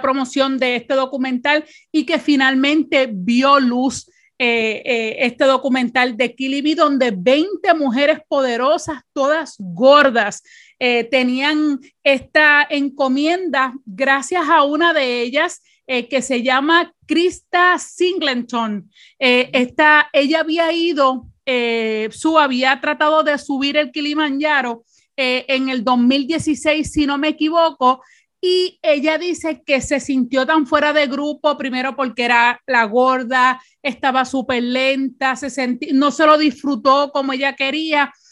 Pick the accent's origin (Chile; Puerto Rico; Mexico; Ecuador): Puerto Rico; con nosotras como boricua